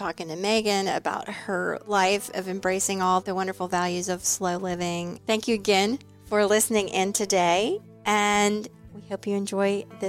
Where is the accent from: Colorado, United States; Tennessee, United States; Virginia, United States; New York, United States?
Tennessee, United States; Kingsport; moved away; I grew up in East Tennessee in Kingsport.